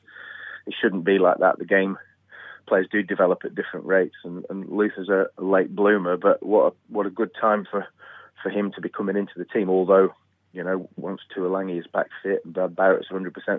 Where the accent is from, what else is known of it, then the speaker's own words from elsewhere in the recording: England, United Kingdom; as an Englishman